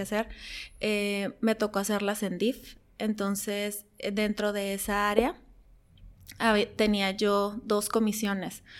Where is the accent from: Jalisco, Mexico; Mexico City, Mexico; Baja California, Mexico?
Baja California, Mexico; Tijuana; also born or lived in Yuma, Arizona; yo nací en Yuma, Arizona, pero llegué aquí a Tijuana alrededor de los dos, tres años. He vivido la mayor parte de mi vida aquí en Tijuana